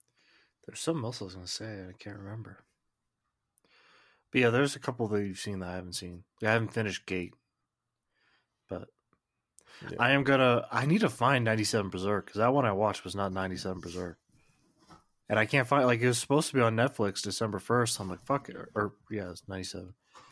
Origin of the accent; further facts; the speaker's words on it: United States; But not me. I'm American. I don't follow rules.